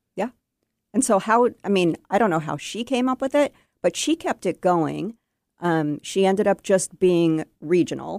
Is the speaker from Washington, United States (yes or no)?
yes; Bellevue, Washington, United States; I grew up in Bellevue and I have not gone far